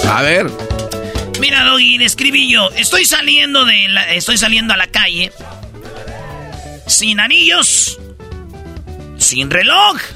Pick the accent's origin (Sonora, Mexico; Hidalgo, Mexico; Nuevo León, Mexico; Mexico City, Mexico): Nuevo León, Mexico; Monterrey; Yo soy de Monterrey